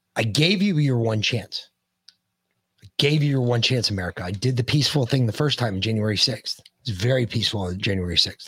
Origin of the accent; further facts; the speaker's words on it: United States; as the American people